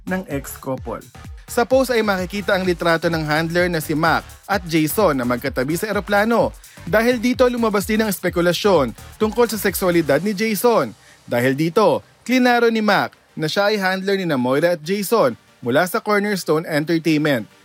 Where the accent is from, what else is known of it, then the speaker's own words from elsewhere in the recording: Mindanao, Philippines; Yes, meron pa kasi um, from Mindanao po ako.